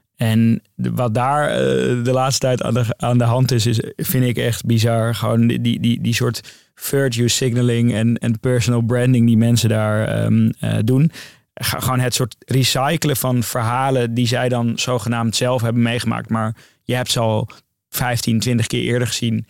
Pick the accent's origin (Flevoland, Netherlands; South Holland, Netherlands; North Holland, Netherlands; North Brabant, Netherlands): North Holland, Netherlands; Amsterdam; Ik ging daar weg als een Noorderling